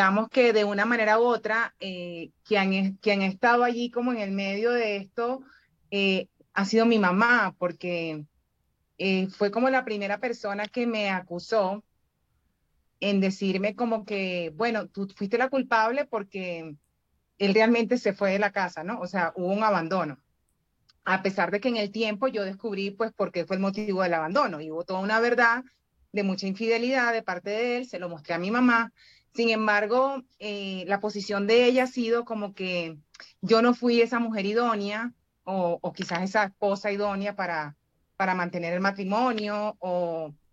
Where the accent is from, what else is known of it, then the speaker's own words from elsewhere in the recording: Venezuela; now in Bogotá, Colombia; Venezolana, pero estoy en Bogotá.